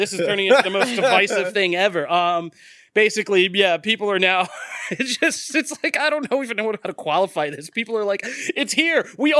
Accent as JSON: {"language": "English", "region": "East Coast", "country": "United States", "said": "I'm from the East Coast."}